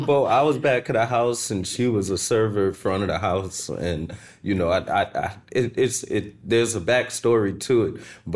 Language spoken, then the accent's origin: English; New York City, New York, United States; moved away; I'm originally from New York, Queens, St. Albans, Queens, New York.